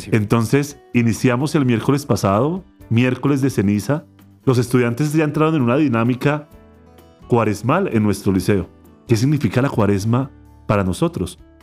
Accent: Colombia; principalmente como colombianos

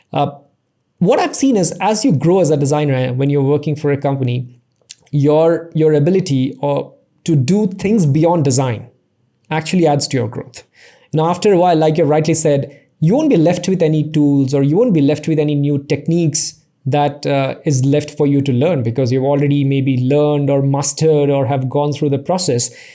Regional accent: Assam, India; I was born and raised in Assam, you know, one small town out there

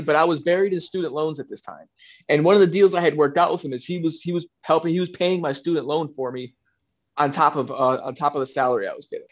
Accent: South Florida, United States; also born or lived in Michigan; I grew up in South Florida. I grew up in between. So, I was born in Michigan, and then um, you know I spent time in Michigan as a youth, but I, mostly I spent most of my time in Florida.

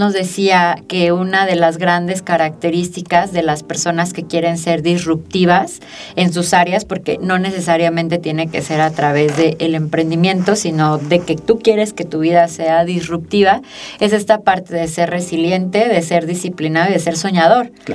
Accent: Aguascalientes, Mexico; also born or lived in Mexico City; Yo tuve la oportunidad de estudiar desde la primaria hasta la maestría y la verdad es que el nivel educativo de las escuelas públicas en Aguascalientes es bastante bueno

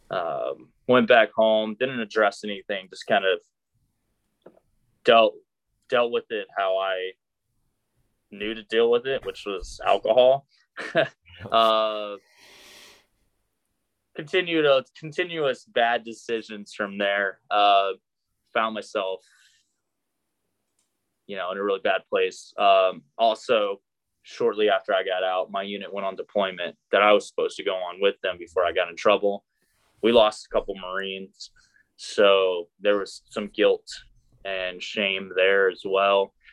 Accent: Arkansas, United States; born there; so I was born in Arkansas. Uh, my dad is career Army. He's still actually serving. So I grew up all over the world.

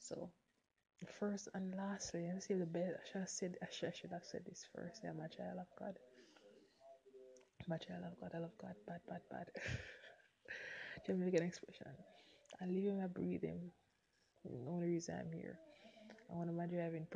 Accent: Jamaica; I'm a Jamaican. I'm one of Flow Telecommunications brand ambassador here in Jamaica

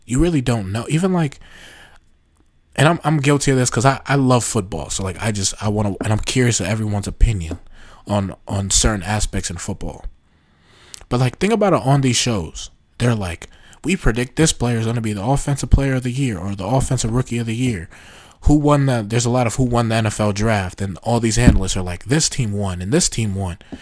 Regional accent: New York, United States; I'm from New York

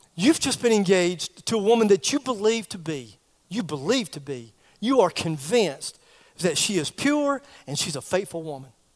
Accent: Greer, South Carolina, United States; I'm from Greer

